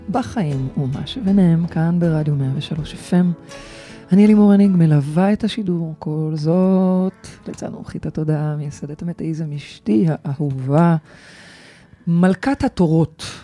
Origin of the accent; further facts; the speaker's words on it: Bat Yam, Tel Aviv District, Israel; אני, אני גדלתי וה... בבת ים